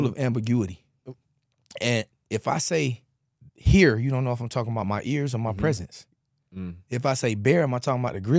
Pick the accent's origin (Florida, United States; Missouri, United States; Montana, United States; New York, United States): Florida, United States; Pompano Beach; I'm being from Pompano, it's a lot of Haitian